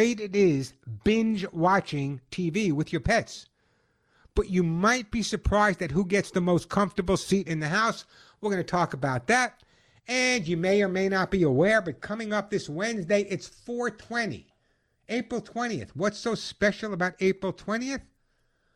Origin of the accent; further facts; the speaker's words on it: New York, United States; growing up in New York